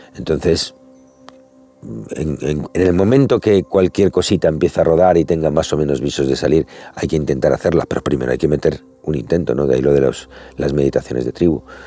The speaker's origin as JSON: {"language": "Spanish", "country": "Spain"}